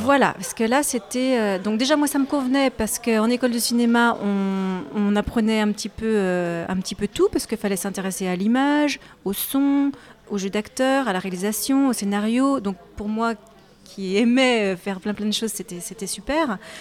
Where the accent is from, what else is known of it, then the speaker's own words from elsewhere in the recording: Saint-Nazaire, Pays de la Loire, France; en étant d'origine nazérienne, donc j'ai grandi à Saint-Nazaire